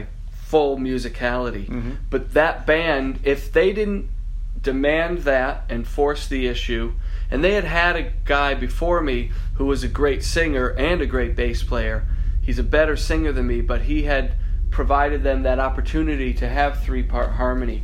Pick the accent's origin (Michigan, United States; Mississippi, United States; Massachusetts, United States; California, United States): Massachusetts, United States; moved away as an adult; also born or lived in Boston, Massachusetts; now in Los Angeles, United States; I was raised in Massachusetts, so Boston was the closest but best city I could possibly move